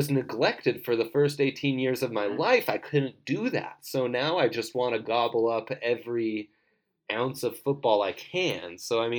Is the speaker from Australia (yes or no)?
no; Italy; moved away; I grew up in Italy